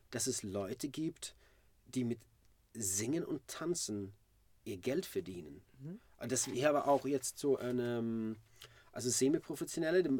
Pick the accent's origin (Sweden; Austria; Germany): Sweden; Malmö, Skåne; Ich bin in Malmö geboren, 1978.